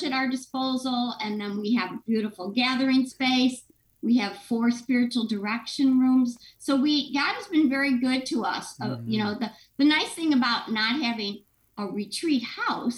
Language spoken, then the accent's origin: English; Chicago, Illinois, United States; all of us who are born and raised in Chicago